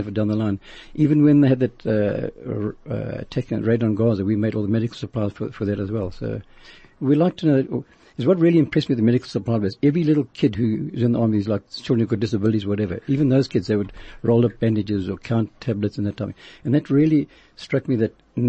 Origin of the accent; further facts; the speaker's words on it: Zimbabwe; moved away; from Rhodesia